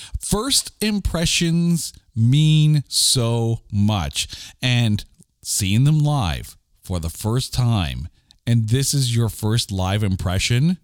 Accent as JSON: {"language": "English", "country": "Canada", "said": "we're Canadian"}